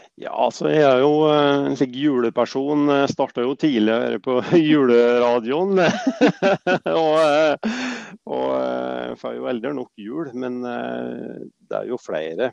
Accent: Vågå, Innlandet, Norway; jeg er fra Vågå

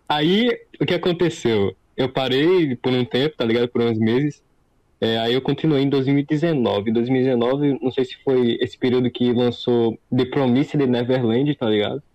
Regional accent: Northeast Region, Brazil; Eu sou do Nordeste

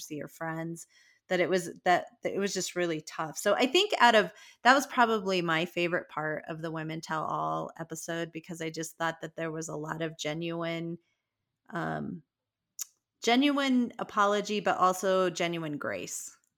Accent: Colorado, United States; I'm from Colorado

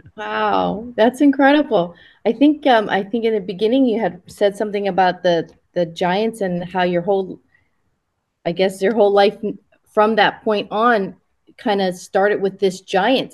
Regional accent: Hawaii, United States; also born or lived in Japan / US mainland; I was born in Japan and raised in Hawaii

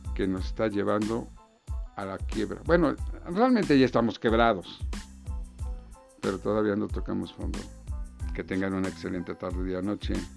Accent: Mexico; como mexicanos necesitamos

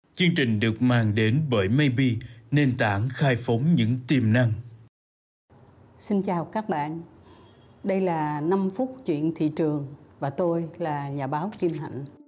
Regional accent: Vietnam

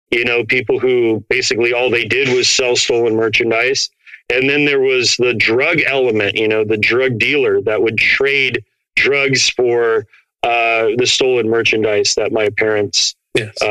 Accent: Portland, Oregon, United States; also born or lived in Phoenix, Arizona; I grew up brown in Portland, Oregon, which is one of the whitest cities in America, and then white in a little barrio in uh, right outside of Phoenix

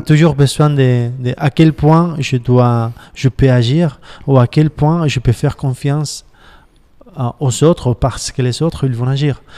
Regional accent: Barcelona, Catalonia, Spain; J'ai 40 ans et puis j'habite à Barcelone

